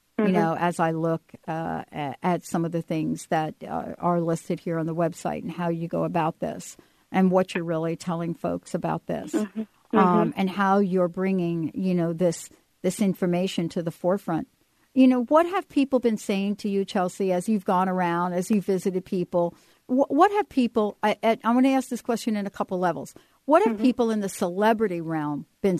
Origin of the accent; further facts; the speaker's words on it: New York, United States; I'm from New York.